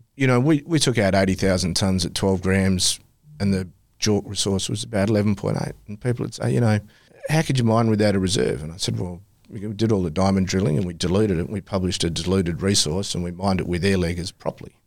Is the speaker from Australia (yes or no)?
yes; Kalgoorlie, Western Australia, Australia; loved growing up in Kalgoorlie